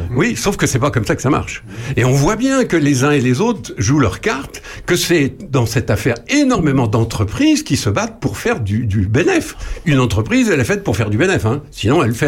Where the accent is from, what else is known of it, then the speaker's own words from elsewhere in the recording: Charny, Bourgogne-Franche-Comté, France; chez nous, à Charnier-Épuisé